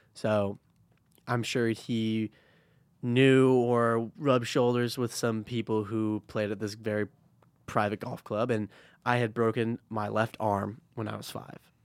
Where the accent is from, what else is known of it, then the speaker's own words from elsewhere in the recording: Chicago, Illinois, United States; I am from Chicago.